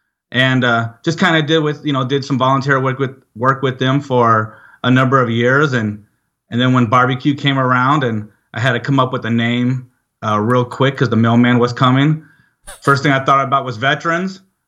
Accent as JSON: {"language": "English", "region": "Georgia", "country": "United States", "tie": "born or raised there", "also_born_or_lived": "Arizona / Illinois", "said": "So I lived in, I was born in Arizona, moved to you know, all over the place. I call myself home, Georgia. So I went to high school in Georgia, and then I came up to Illinois"}